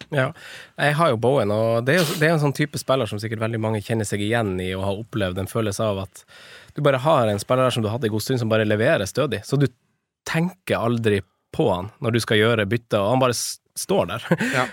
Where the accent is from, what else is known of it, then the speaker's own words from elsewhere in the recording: Finnsnes, Troms, Norway; jeg er fra Finnsnes